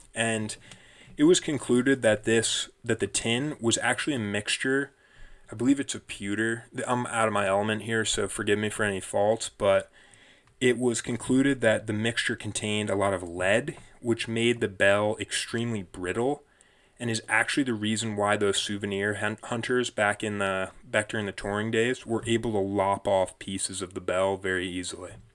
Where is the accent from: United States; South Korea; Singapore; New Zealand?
United States; now in France; I was born in America.